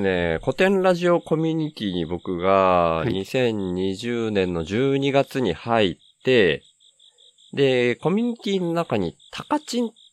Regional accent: Miyazaki, Japan; also born or lived in Kanto / Tokyo; 関東から離れるのが、その会社がほぼなくなるみたいな感じになったのがきっかけだったんですけど、地元の宮崎に帰ってきて

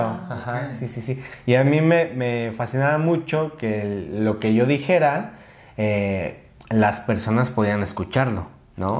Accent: Mexico City, Mexico; nací en Ciudad de México

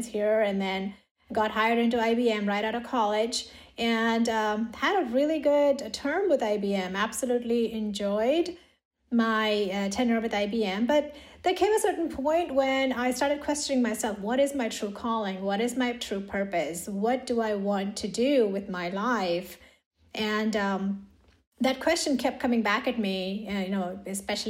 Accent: India; moved away as an adult; now in United States; In India. So I grew up in India. I did my undergrad in India.

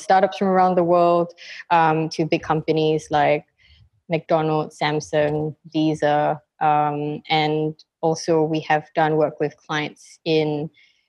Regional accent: Singapore; I'm from Singapore.

